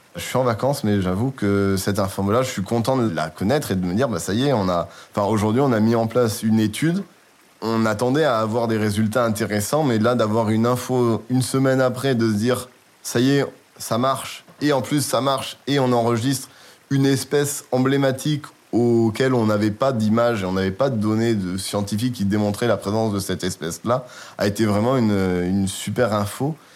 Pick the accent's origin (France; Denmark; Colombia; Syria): France; Bordeaux, Nouvelle-Aquitaine; moved away as an adult; now in Amiens, France; Je suis originaire de Bordeaux, donc euh, j'ai grandi euh, au bord de la mer euh, et de la Garonne